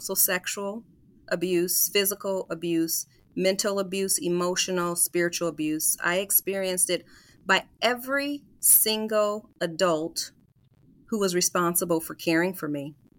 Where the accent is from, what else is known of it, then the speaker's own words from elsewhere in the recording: Des Moines, Iowa, United States; moved away; I'm actually a native of Des Moines, so born and raised in Des Moines, Iowa